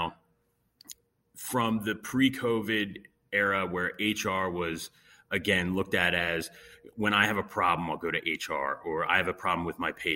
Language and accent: English; Montgomery County, Pennsylvania, United States; also born or lived in Chester County, Pennsylvania; I am born and raised here in Pennsylvania. I grew up in Montgomery County